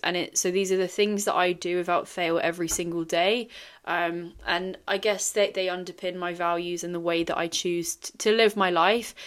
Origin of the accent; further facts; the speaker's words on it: Singapore; I grew up in Singapore